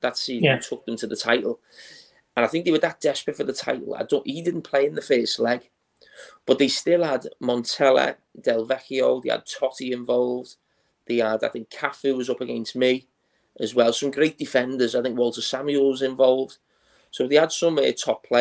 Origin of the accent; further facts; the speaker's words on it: England, United Kingdom; as an English player